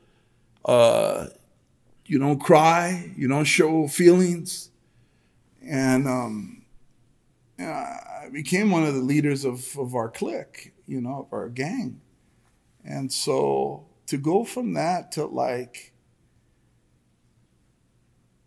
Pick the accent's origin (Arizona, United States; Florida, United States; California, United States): California, United States; El Monte; born or raised there